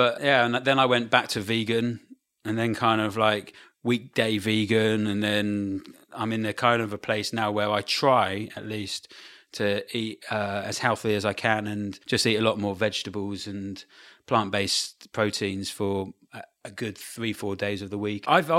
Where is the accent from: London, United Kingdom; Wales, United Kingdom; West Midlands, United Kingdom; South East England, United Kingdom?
South East England, United Kingdom; Brighton